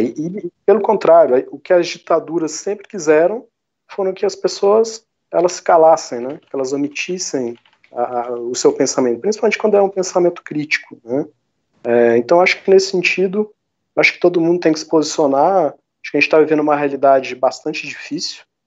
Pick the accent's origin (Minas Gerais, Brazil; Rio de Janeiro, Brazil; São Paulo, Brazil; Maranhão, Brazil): Minas Gerais, Brazil; accent: mineirinho, do interior; Meu sotaque mineirinho, né, do interior.